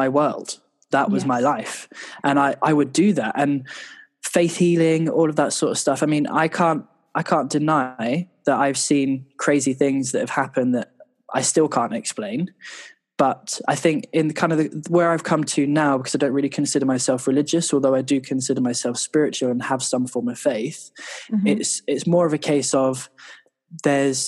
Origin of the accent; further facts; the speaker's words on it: London, United Kingdom; also born or lived in New York; I grew up in North London